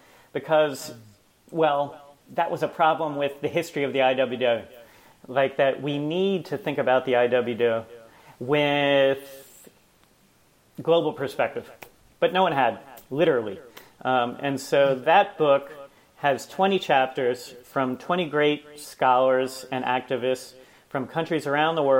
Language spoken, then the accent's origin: English; United States; as an American